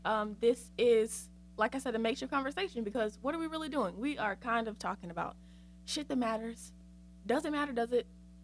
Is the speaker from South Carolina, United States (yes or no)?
yes; Winnsboro, South Carolina, United States; Yeah, I'm from Winsboro, South Carolina. The sticks. There is nothing there but black people and grass. So, yes. That's where I'm from.